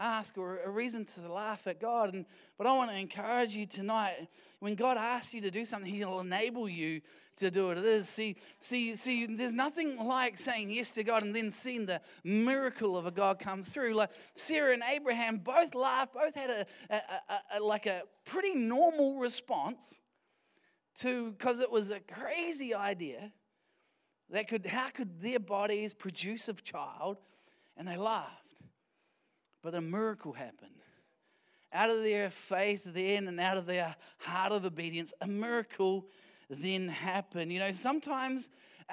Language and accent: English; Wellington, New Zealand; moved away; we're from Wellington